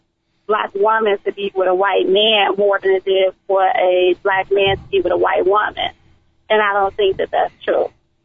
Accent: Chicago, Illinois, United States; I'm from the West Side. I ain't left yet.

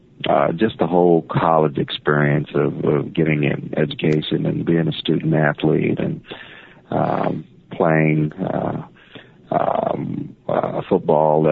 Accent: Norfolk, Virginia, United States; being a kid growing up in Norfolk, Virginia

